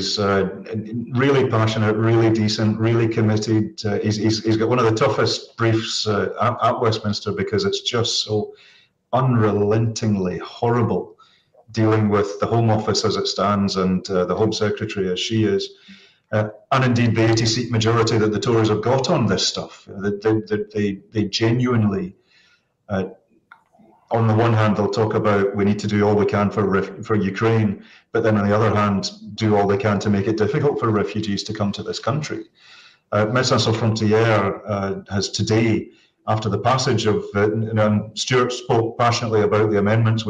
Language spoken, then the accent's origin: English; Saudi Arabia; So I grew up as an immigrant